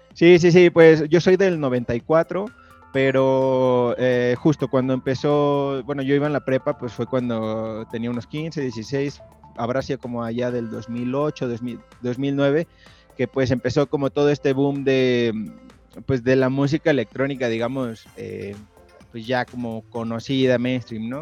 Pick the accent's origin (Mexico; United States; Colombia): Mexico; Mexico City; also born or lived in Tepoztlán; yo soy de la Ciudad de México